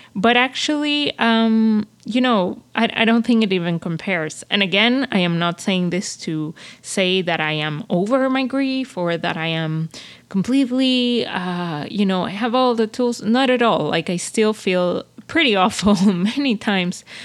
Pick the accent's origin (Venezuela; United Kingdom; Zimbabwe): Venezuela; moved away as an adult; now in Montreal, Canada; I came from Venezuela and, like, you know, it, uh, I, I, I, I live half of my life in a, in a society that's very, um, dangerous, that's very, you grow up with a lot of fears